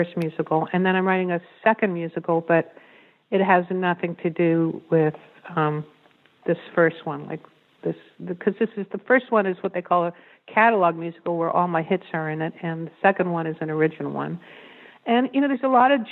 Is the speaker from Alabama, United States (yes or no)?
no; New York, United States; I'm from New York